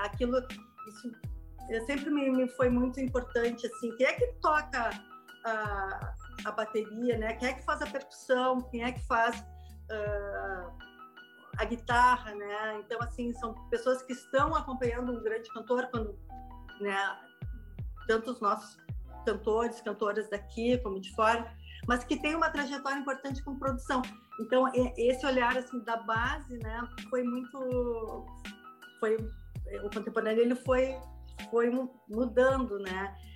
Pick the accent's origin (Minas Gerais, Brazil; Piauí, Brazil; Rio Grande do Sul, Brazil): Rio Grande do Sul, Brazil; Canela; eu sou de Canela, é uma região serrana aqui do sul